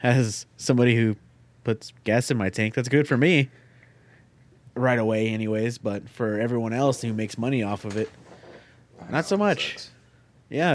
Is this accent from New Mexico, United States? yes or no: yes; Eddy County, New Mexico, United States; born or raised there